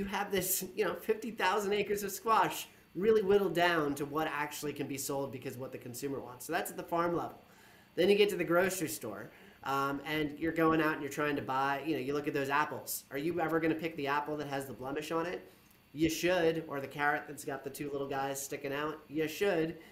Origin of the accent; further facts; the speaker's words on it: Monmouth County, New Jersey, United States; I'm from Monmouth County, New Jersey